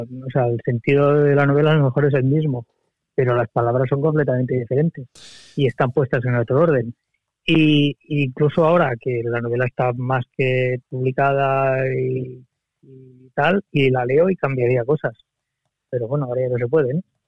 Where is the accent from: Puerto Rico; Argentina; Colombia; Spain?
Spain; Barcelona, Catalonia; soy de Barcelona de toda la vida